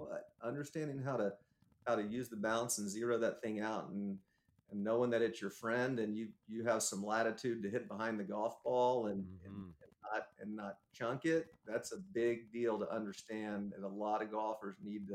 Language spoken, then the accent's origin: English; Texas, United States; growing up in Texas